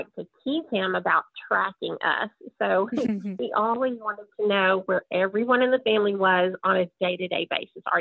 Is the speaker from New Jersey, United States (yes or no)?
no; Oklahoma, United States; grew up in a small town, Oklahoma